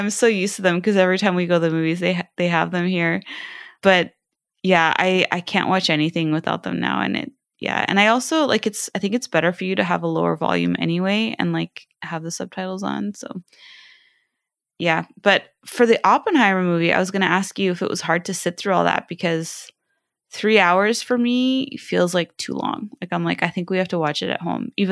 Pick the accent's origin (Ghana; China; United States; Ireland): China; also born or lived in Southeast Asia; See, I was raised in Southeast Asia and and in China, and I love spicy food